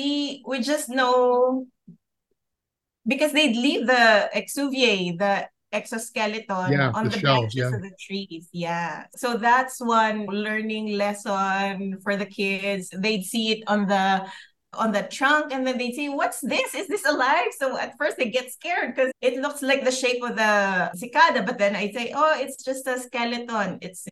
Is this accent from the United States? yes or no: no; Philippines; I lived in the city. {S1} Mm-hmm. {S2} And I grew up there, worked there for a while, and then transferred to the north of the Philippines